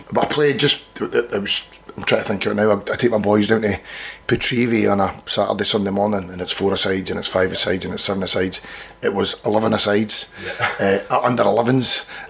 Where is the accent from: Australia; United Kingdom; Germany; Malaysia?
United Kingdom; High Valleyfield, Scotland; My dad was from there. My mum was from Northern Ireland. Lived in Valleyfield till I was 16, really.